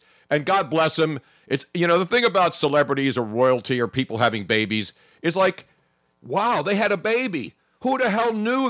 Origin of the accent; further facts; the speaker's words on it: United States; I'm an American. I was born here. My mom was born in Italy.